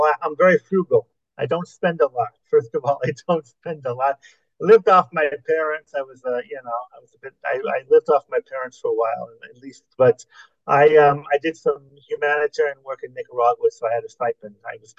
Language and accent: English; Los Angeles, California, United States; moved away as an adult; also born or lived in Central America; now in France; I was born and bred in Los Angeles.